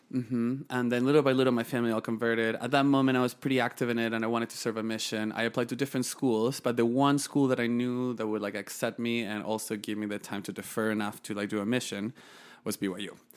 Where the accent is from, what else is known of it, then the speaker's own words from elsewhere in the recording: northern Chile, Chile; moved away; also born or lived in Santiago, Chile / Utah County, United States; I was born and raised in Chile. Um, born in Santiago, moved to the north of the country when I was fifteen days old with my parents